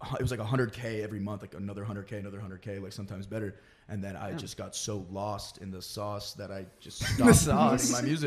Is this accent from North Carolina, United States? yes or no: yes; Charlotte, North Carolina, United States; it's not my accent at all. I'm from Charlotte, North Carolina, and and I don't have a fucking accent.